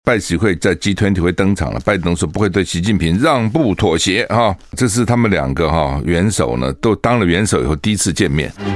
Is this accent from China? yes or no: no; Taiwan; 我们。台湾人的眼睛都很不好